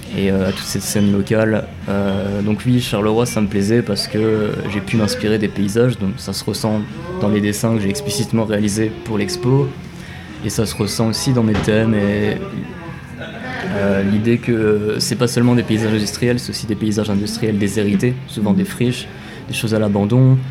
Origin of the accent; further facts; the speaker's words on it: Metz, Grand Est, France; ma région natale, donc la Lorraine, Lorraine industrielle